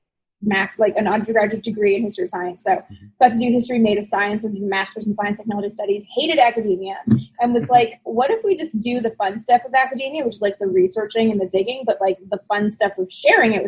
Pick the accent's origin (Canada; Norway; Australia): Canada; I'm from Canada